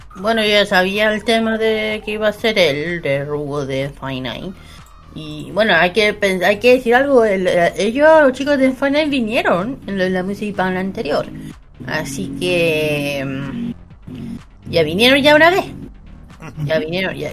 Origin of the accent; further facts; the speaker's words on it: Chile; uno que es chileno